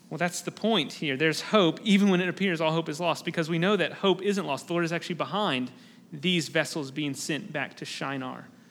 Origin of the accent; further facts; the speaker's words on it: United States; as American Christians